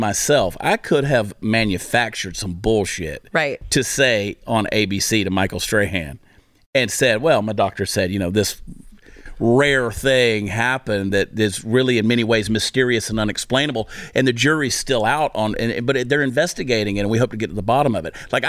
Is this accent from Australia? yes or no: no; Canada; And I'm a Canadian.